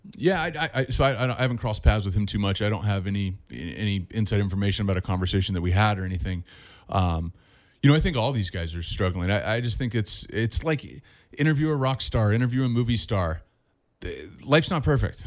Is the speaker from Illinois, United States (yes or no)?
no; Orange County, California, United States; Growing up in Orange County